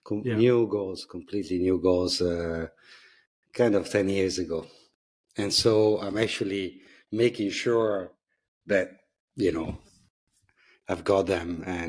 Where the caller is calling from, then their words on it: Lugano, Ticino, Switzerland; I'm dialing in from Lugano, southern Switzerland, very close to Italy.